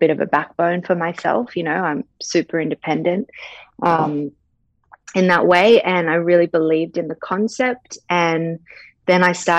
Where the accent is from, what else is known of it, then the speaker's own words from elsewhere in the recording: Sydney, New South Wales, Australia; also born or lived in New York, United States; I was born in New York. Family moved to Bondi Beach when I was like two. So raised in Bondi. So I'm like a dual citizen, but very much an Aussie because I've lived here my whole life.